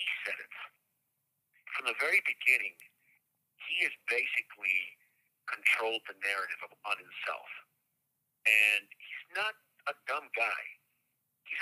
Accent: Colombia; moved away; I'm from Colombia, and the last time I was there was 1981

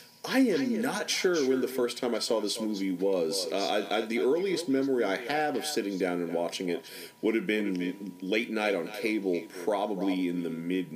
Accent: Norfolk, Virginia, United States; Growing up in Norfolk, Virginia

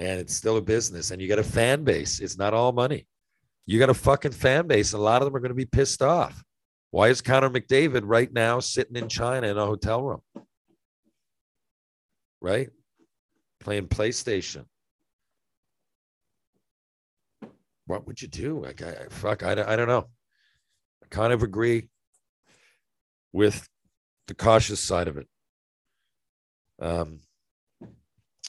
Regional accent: Canada; as a Canadian

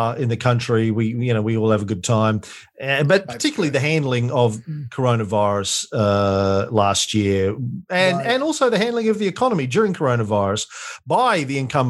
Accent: Australia; I was most grateful for being an Australian. And I've always been grateful for being an Australian

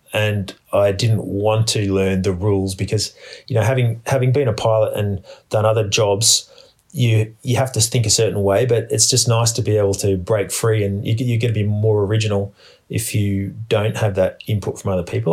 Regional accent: Australia; born or raised there

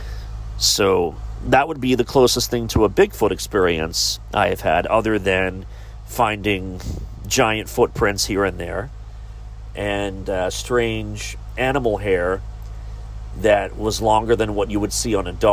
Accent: Beaver, Ohio, United States; also born or lived in Givens, Ohio; I was born in southern Ohio. A small village known as Beaver is where I was raised

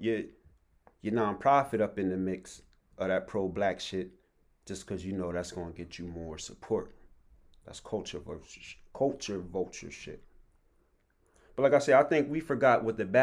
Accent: Harrisburg, Pennsylvania, United States; I'm from Harrisburg, PA, 717

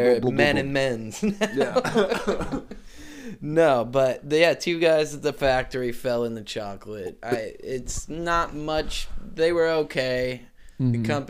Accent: Bristol, United States; Growing up in Bristol, Halloween ruled. The whole town shut down.

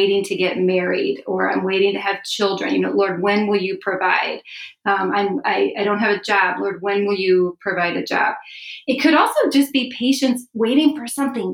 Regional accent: Chicago, Illinois, United States; moved away as an adult; also born or lived in Philadelphia area; now in Philadelphia, United States; I'm a transplant from Chicago, but my husband and I moved here about 5 years ago

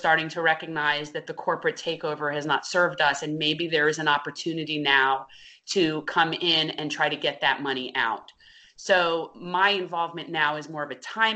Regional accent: North Miami Beach, Florida, United States; I am a second generation native Floridian. I was born and raised in North Miami Beach

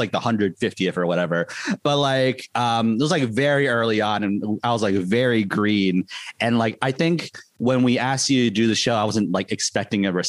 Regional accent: Midwest, United States; I'm from the Midwest

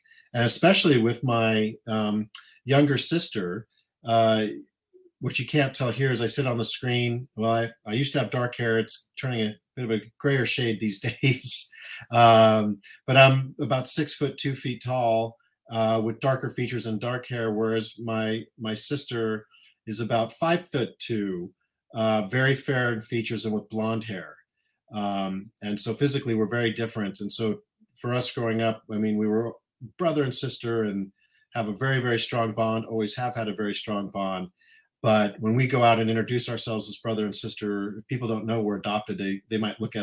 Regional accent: Littleton, Colorado, United States; moved away as an adult; now in San Anselmo, United States; We grew up in Colorado, just outside Denver, Colorado, in a town called Littleton

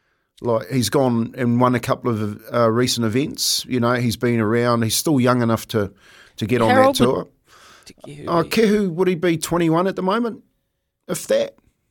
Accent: Taranaki, New Zealand; So I'll use my hometown as a prime example. We had Subaru, car manufacturer, Swandroy, and they, you know, the big Swannies that every hunter's wearing at the moment, and the Freezing Works is the three biggest industries in that small town.

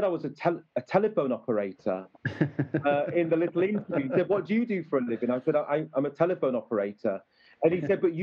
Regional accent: Sheffield, Yorkshire and the Humber, United Kingdom; I'm from Sheffield

